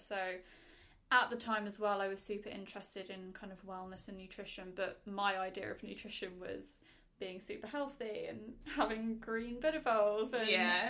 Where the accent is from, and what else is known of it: London, United Kingdom